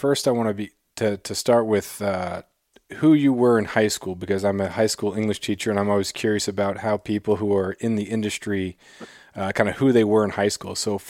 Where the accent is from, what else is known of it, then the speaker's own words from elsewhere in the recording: Klawock, Alaska, United States; also born or lived in Colorado; growing up in Klawock.